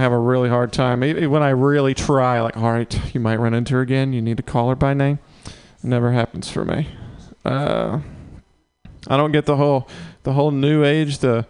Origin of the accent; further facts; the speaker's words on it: Mississippi, United States; moved away as an adult; now in San Francisco, United States; I'm from the South